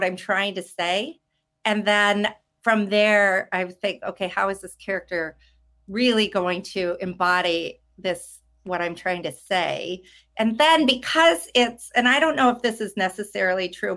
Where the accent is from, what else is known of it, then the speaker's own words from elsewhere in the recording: Wisconsin, United States; I'm from Wisconsin